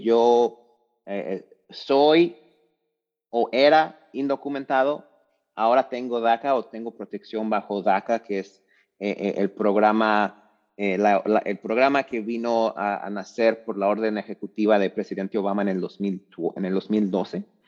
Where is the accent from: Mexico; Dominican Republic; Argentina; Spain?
Mexico; Lagos de Moreno, Jalisco; moved away; also born or lived in Orlando, Florida / Greensboro, North Carolina; Yo soy mexicano, nací en un pueblo mágico llamado Lagos de Moreno, Jalisco, en México.